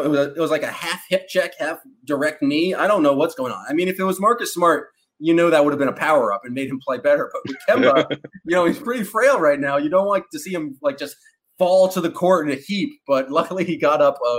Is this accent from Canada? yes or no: yes; Canada; accent: Canadian; And now I'm just going back into my horrible Canadian accent again. But I love Canada.